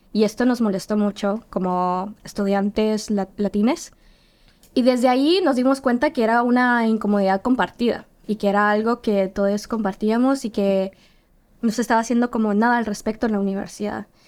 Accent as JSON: {"language": "Spanish", "country": "Guatemala", "moved": "yes", "lives_now": "Helsinki, Finland", "said": "yo soy guatemalteca, vengo de Guatemala"}